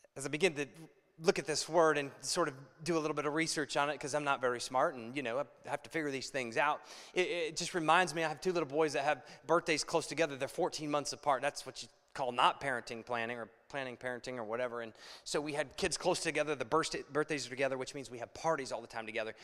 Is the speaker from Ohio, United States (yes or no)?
yes; Ohio, United States; now in Chicago, United States; I'm from Ohio, and Ohio, we're hillbillies. And so we say we bow up